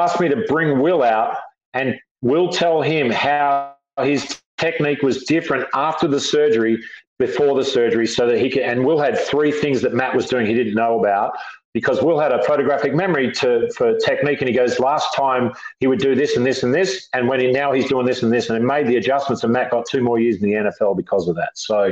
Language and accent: English; Australia; moved away as an adult; also born or lived in San Diego, United States; now in United States; So I'm sort of as much American as I am Australian